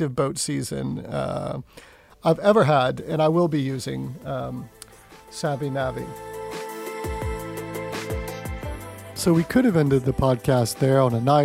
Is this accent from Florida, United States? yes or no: yes; Pensacola, Florida, United States; moved away; Back in my hometown, Pensacola, Florida